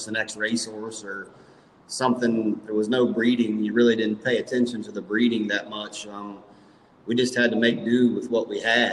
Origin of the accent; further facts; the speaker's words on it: Zanesville, Ohio, United States; moved away; I grew up in Zanesville, Ohio.